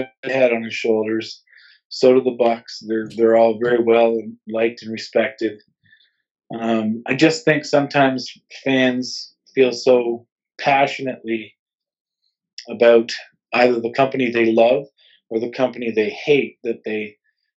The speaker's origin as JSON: {"language": "English", "country": "Canada", "said": "we're Canadian, we live in Canada"}